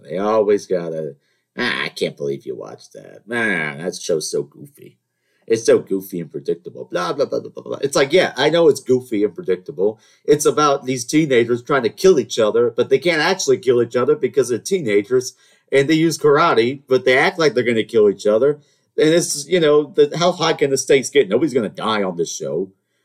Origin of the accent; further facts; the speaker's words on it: the South, United States; I'm from the South. We're supposed to have manners, Southern charm, all that nonsense